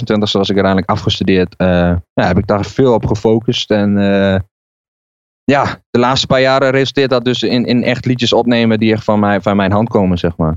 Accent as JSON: {"language": "Dutch", "town": "Barger-Compascuum", "region": "Drenthe", "country": "Netherlands", "tie": "born or raised there", "moved": "as an adult", "lives_now": "Zwolle, Netherlands", "said": "het dorp waar ik vandaan kwam, uh, Barger Compascuum, aan de Duitse grens"}